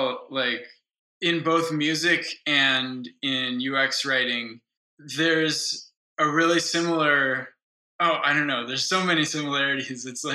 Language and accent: English; Boulder, Colorado, United States; moved away as an adult; also born or lived in Kyiv, Ukraine; I'm back in my hometown of Boulder